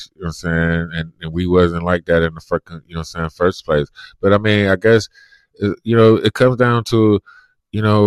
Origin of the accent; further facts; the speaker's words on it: Cleveland, Ohio, United States; I'm from Cleveland